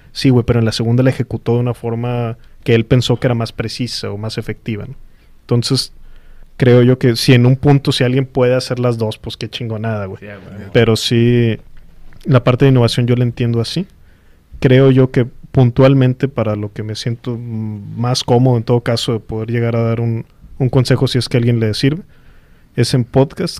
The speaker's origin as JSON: {"language": "Spanish", "country": "Mexico", "said": "somos mexicanos"}